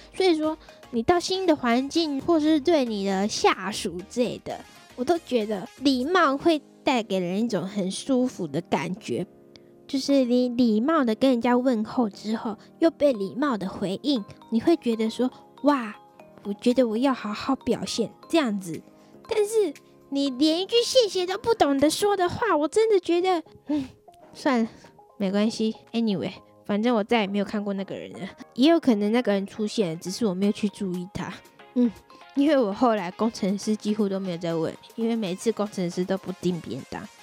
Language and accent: Chinese; Tainan, Taiwan; 让他们安排到我的家乡，台南那边的办公室工作